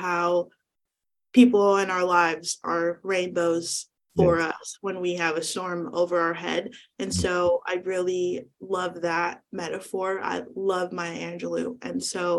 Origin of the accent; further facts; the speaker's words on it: Northern California, United States; I'm from Northern California